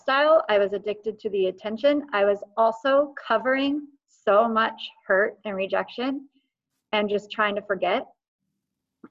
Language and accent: English; Eugene, Oregon, United States; I grew up in Faith Center, Eugene